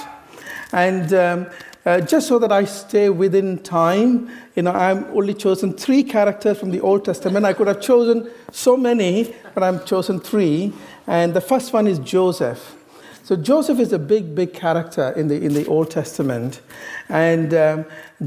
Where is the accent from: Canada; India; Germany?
India; moved away; I originally came from the east to the west. I come from India.